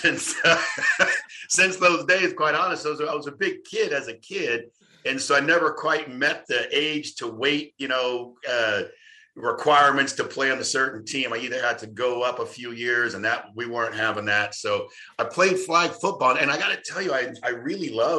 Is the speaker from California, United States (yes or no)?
yes; Los Angeles, California, United States; moved away as an adult; now in St. Louis, United States; I grew up in Los Angeles, California. I was born and raised in Cali, Southern California kid.